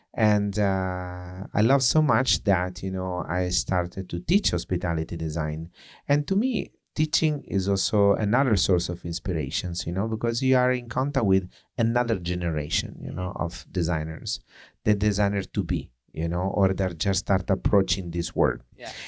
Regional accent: Italy; accent: Italian; English is a second language; moved away as an adult; now in New York, United States; with the flavor as my accent, you know, with the flavor of the say Italian or European

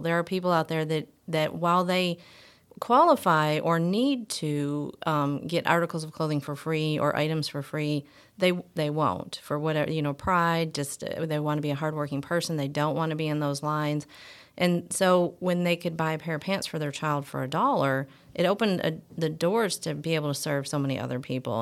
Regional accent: Michigan, United States; moved away as an adult; I'm actually, uh, from Michigan

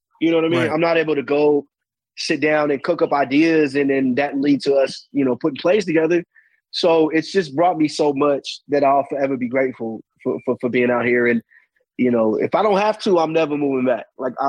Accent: Sacramento, California, United States; moved away as an adult; now in East Coast, United States; I'm from Sacramento.

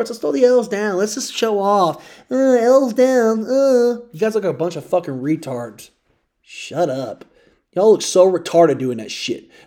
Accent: Louisville, Kentucky, United States; now in Indiana, United States; I was raised in Louisville, Kentucky.

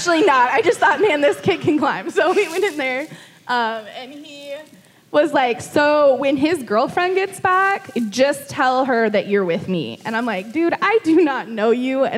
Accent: Hazeldale, Oregon, United States; moved away as an adult; also born or lived in Washougal, Washington; We grew up in Hazeldale.

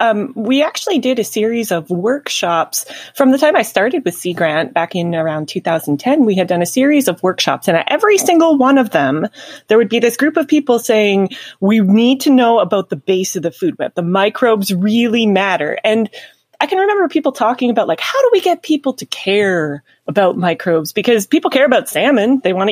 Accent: Canada; Yes, that's absolutely 100% correct, and I appreciate the Canada reference.

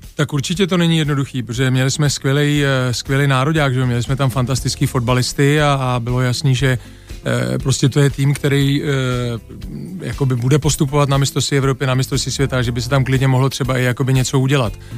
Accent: Czechia; moved away as an adult; also born or lived in England / Germany; se vždycky vrátíme prostě jako do Čech zpátky hmm. domů

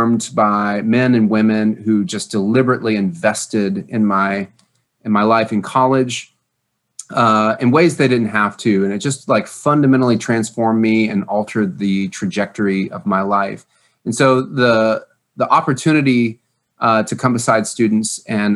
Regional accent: Louisville, Kentucky, United States; moved away; also born or lived in Indianapolis, Indiana; I'm from Louisville, Kentucky

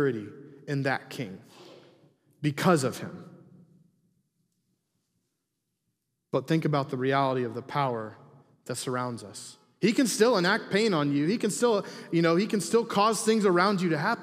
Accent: Huntington, United States; People that know me growing up, I was a rebel. I was not a good kid here in Huntington

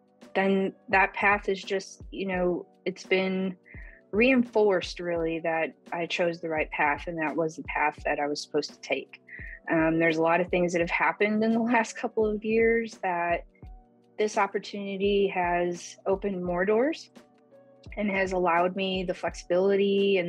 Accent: Chicago, Illinois, United States; moved away as an adult; now in Oklahoma, United States; I'm originally from Chicago

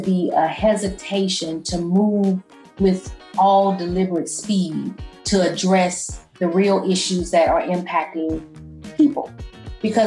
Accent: St. Louis, Missouri, United States; moved away as an adult; now in Memphis, United States; I'm from St. Louis, Missouri. The neighborhood, the area is called Coon Valley.

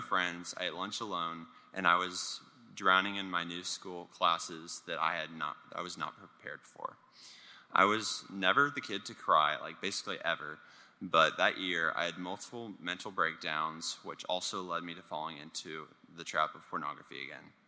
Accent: Richardson, Texas, United States; also born or lived in Lake Highlands, Dallas, Texas; the year that we moved from Lake Highlands to Richardson, and I had to move to public school.

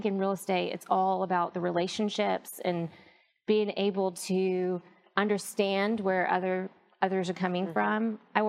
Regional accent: England, United Kingdom; now in United States; I grew up in England, so I've kind of got a unique background in terms of my dad was in the oil industry, so we moved from England to the U.S.

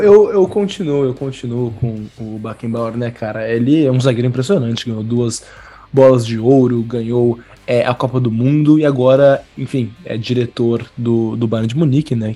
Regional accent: Brazil; eu sou brasileiro

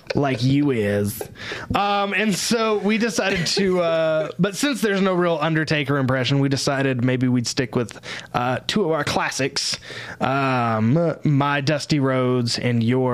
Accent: Texas, United States; I'm from Texas and I don't talk low.

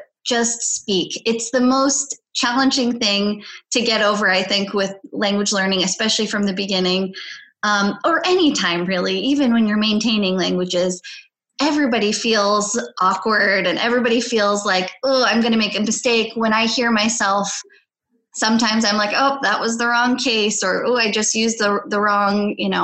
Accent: United States; first language Polish; English is a second language; I'm Polish-American. So I grew up speaking Polish at home, and I grew up in the United States. So I learned English when I went to school

